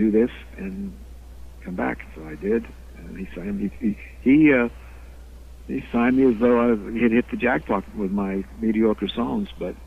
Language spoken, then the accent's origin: English; Phoenix, Arizona, United States; moved away; I came from Phoenix, Arizona, okay. Which was kind of a sleepy little town in those days, talking about the 50s still.